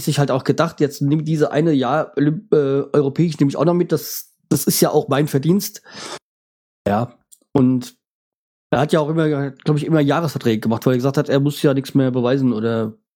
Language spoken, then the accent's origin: German; Bremen, Germany; als Bremer